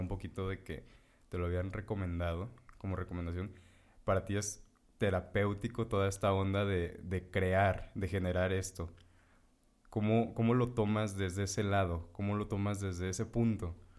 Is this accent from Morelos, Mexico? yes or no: yes; Morelos, Mexico; nosotros somos de Morelos.